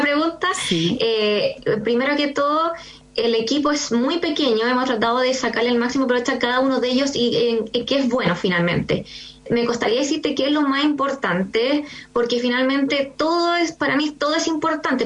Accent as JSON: {"language": "Spanish", "town": "San Antonio", "region": "Valparaíso", "country": "Chile", "also_born_or_lived": "Santiago", "moved": "yes", "said": "nosotros partimos en Santiago y no somos de Santiago, somos de región. Yo soy San Antonio"}